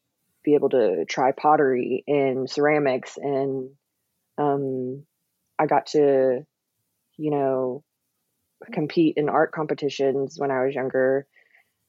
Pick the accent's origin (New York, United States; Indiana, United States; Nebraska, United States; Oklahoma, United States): Oklahoma, United States; Oklahoma City; I'm from Oklahoma City. I grew up here